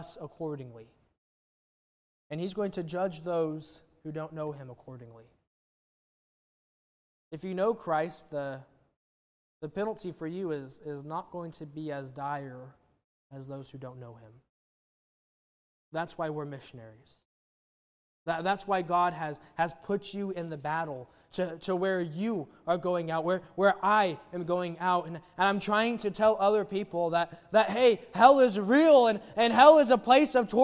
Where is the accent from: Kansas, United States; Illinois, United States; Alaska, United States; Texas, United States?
Kansas, United States; Wichita; moved away; born and raised in Wichita